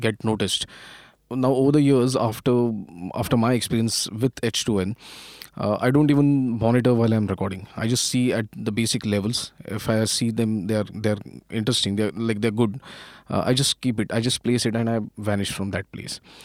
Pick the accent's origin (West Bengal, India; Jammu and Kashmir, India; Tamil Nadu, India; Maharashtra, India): Maharashtra, India; Pune; I'm basically from Pune, and, uh, almost all of my education, uh, happened in Pune